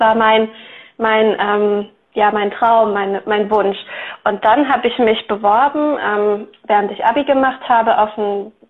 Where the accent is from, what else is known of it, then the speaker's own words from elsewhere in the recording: Eifel, Germany; now in Rottweil, Germany; ähm, und ich komme aus der Nähe von Rottweil. Das liegt zwischen Stuttgart und dem Bodensee. Mhm. Und ursprünglich komme ich aber aus der Eifel. Also ich bin in der Eifel aufgewachsen, in einem ganz kleinen Dorf